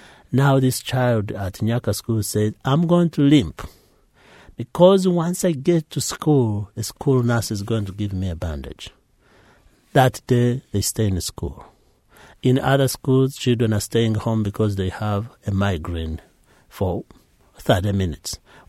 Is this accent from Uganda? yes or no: yes; Uganda; every time it snows, my mind goes back home. Every time we make a meal, I miss home. All friends I grew up with are in Uganda.